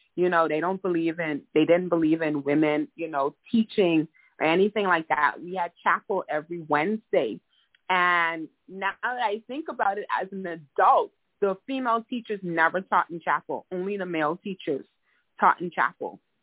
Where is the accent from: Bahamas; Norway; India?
Bahamas; Nassau, New Providence; now in South Florida, United States; I was born and raised in Nassau, Bahamas.